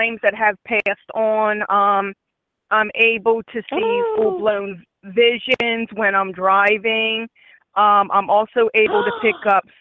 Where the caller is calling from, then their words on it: Philadelphia, Pennsylvania, United States; I'm calling from Philadelphia, PA